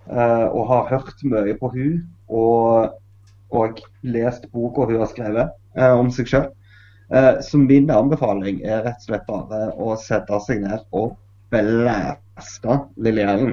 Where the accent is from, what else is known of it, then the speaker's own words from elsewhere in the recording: Norway; Jeg er jo norsk musiker.